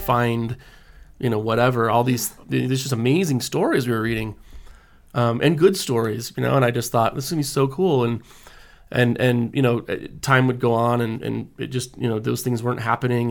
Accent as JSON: {"language": "English", "town": "American Fork", "region": "Utah", "country": "United States", "tie": "born or raised there", "also_born_or_lived": "Houston, Texas", "said": "I grew up in American Fork, Utah"}